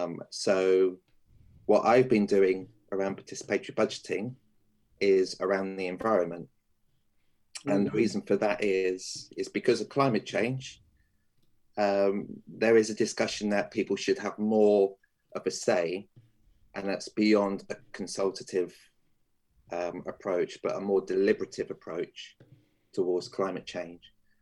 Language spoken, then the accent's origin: English; Portsmouth, South East England, United Kingdom; born there; I was born in Portsmouth back in 1973. And I've actually only been living in Portsmouth since 2013